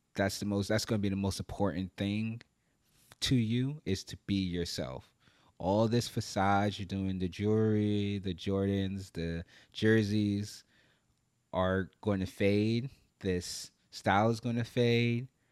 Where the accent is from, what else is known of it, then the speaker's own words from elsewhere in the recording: New York, United States; moved away as an adult; I live in Brooklyn, New York. I grew up in New York